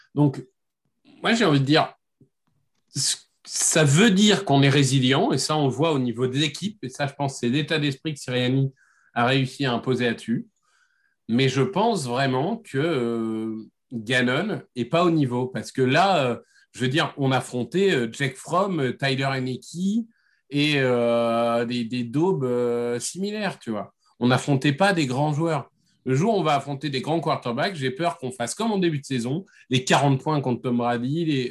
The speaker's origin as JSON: {"language": "French", "town": "Amiens", "region": "Hauts-de-France", "country": "France", "said": "je viens d'Amiens"}